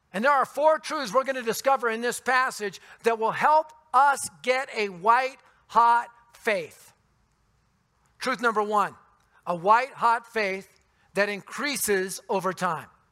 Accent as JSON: {"language": "English", "town": "Denver", "region": "Colorado", "country": "United States", "tie": "born or raised there", "said": "I was born and raised in the Denver area"}